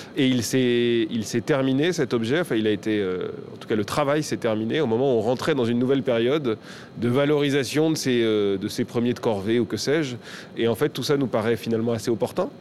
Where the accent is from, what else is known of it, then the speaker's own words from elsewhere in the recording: Paris, Île-de-France, France; je, suis né de parents libanais. donc, pour le dire très vulgairement, mon sang est 100% libanais, mais je suis né à Paris, j'ai grandi en France.